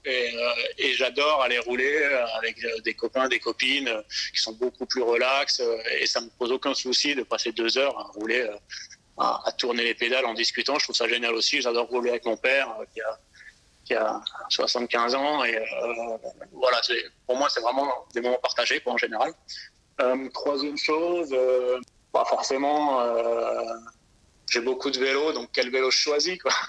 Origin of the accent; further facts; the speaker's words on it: Alsace, Grand Est, France; moved away as an adult; now in Nice, France; je suis alsacien d'origine